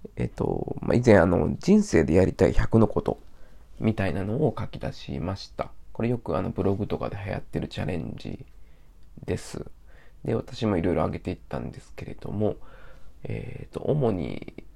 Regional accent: Osaka, Japan; moved away; 私は大阪出身なんですけど

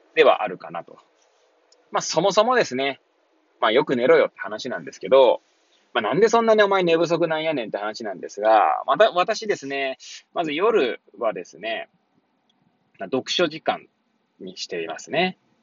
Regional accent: Hachioji, Tokyo, Japan; moved away as an adult; now in Kamaishi, Japan; この番組は八王子生まれ

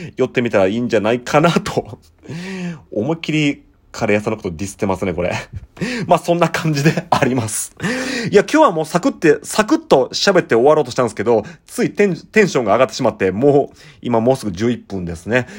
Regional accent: Ikeda, Osaka, Japan; accent: western Osaka Kansai dialect; also born or lived in Shiga Prefecture; now in Kobe, Japan; 僕も大阪の、あの、池田市って言いまして、まあ、あの、豊中とか、まあ、伊丹空港のあるところらへん、あの辺出身で

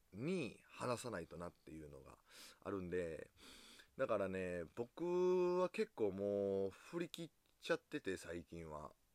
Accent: Osaka, Japan; 僕大阪人なんでこう、すぐにこう、笑いに走ってしまう

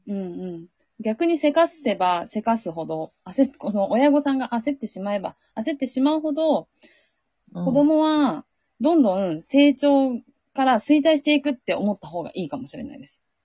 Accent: Sea of Japan coast, Japan; 日本海出身なんで、うん、やっぱりすごい雪が降るところだった

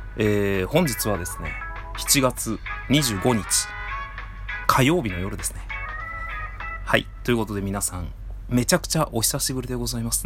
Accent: Tajimi, Gifu, Japan; now in Tokyo, Japan; 僕あの地元岐阜県多治見市

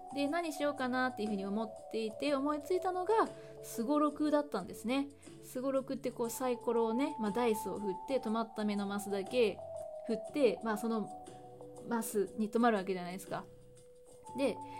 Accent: Hyogo, Japan; 兵庫県出身で今も兵庫県に住んでいるんですけれども

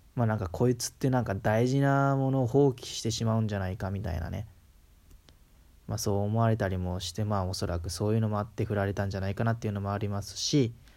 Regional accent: Kansai, Japan; accent: Kansai dialect; 普通に関西、関西出身だから、まあ、関西名ベラベラなんですけど

